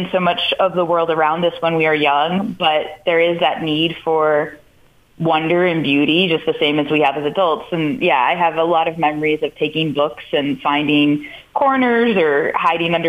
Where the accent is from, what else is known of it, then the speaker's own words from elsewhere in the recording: Canton, New York, United States; now in New York City, United States; growing up in Canton with the Dairy Princess Parade